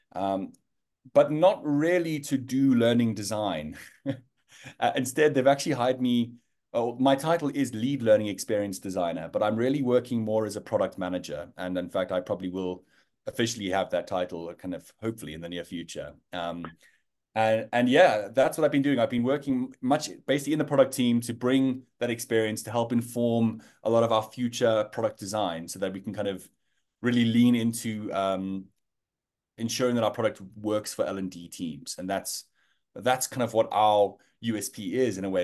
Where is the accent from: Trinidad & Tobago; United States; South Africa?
South Africa; Johannesburg, Gauteng; moved away as an adult; now in London, United Kingdom; I am, uh, South African born and bred, uh, Joburg boy